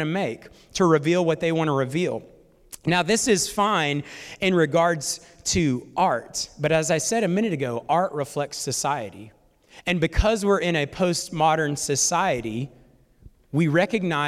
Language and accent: English; North Alabama, United States; I'm also from North Alabama as well